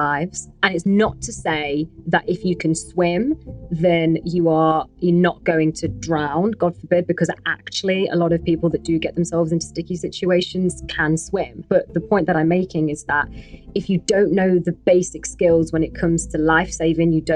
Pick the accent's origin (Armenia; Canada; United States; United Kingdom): United Kingdom; England; I'm a British Pakistani woman, a Muslim woman